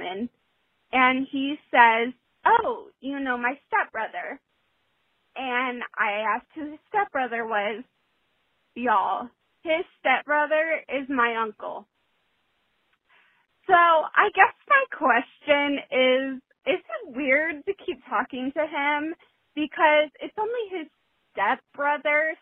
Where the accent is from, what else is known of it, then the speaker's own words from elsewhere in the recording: the South, United States; I'm also from the South